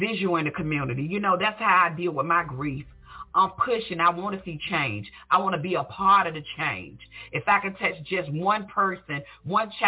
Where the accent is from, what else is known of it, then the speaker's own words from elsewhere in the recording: Portsmouth, Virginia, United States; now in Chesapeake, United States; I'm from Portsmouth, Virginia